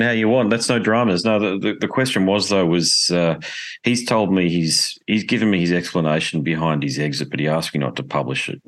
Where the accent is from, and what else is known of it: Australia